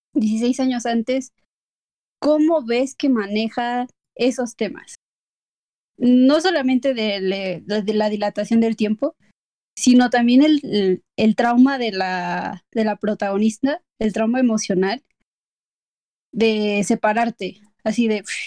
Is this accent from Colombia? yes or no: no; Mexico; yo como mexicana